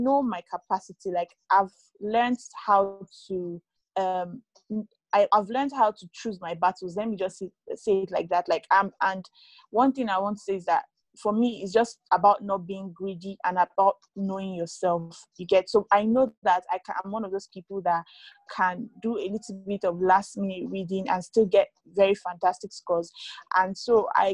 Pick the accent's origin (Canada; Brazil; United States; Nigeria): Nigeria; Kogi; I come from Kogi State in Nigeria.